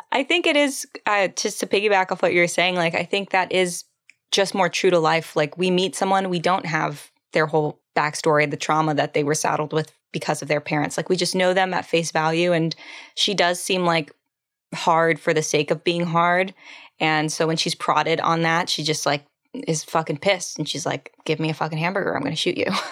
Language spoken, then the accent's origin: English; San Antonio, Texas, United States; I'm from San Antonio